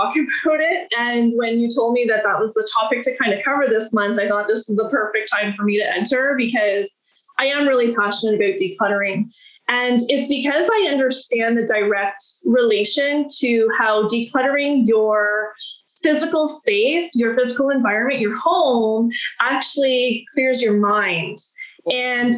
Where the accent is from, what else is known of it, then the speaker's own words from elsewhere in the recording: Listowel, Ontario, Canada; I'm from Listowel, Ontario, and that's where my coaching practice is right now.